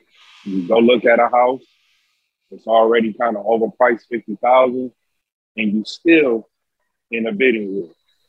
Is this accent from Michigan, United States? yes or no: yes; Detroit, Michigan, United States; Well, obviously, I'm from Detroit.